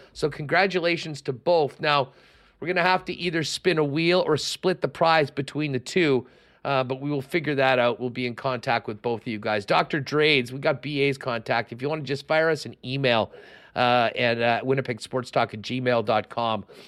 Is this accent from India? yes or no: no; Canada; We as Canadian golf fans